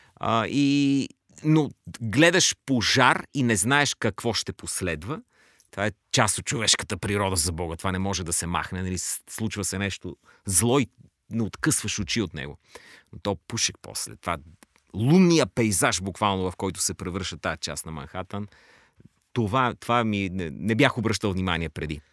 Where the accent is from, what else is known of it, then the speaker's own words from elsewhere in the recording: Bulgaria; ние, като българи